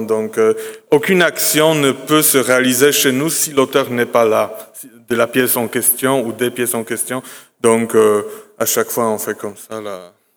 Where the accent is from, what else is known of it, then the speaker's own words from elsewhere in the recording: Poland; chez nous en Pologne